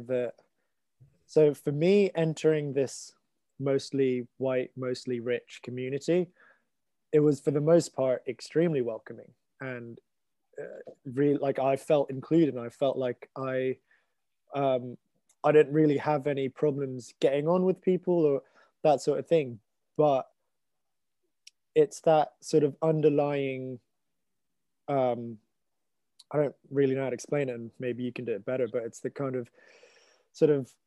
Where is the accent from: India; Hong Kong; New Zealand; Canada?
Hong Kong; moved away as an adult; also born or lived in London; I grew up in Hong Kong